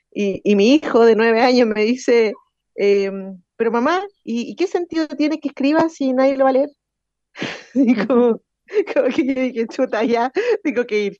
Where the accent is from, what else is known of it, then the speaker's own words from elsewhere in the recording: Chile; soy de aquí de Win